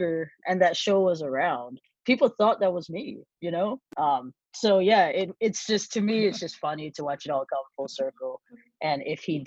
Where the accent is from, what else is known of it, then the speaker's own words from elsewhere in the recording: Hawaii, United States; I was born and raised in Hawaii